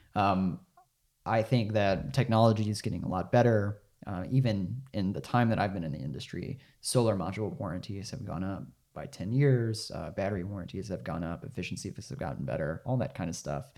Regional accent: Arkansas, United States; I'm from Arkansas

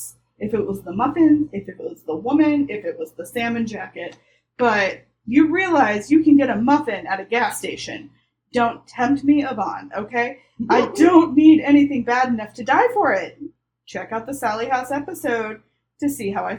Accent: the South, United States; I grew up in the South

